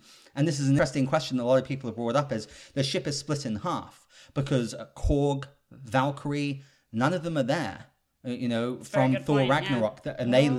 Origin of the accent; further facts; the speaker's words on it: England, United Kingdom; So I'm British, and Jenny, Miss Money Jenny, is actually German, but I don't even think of her as German because we grew up in England together.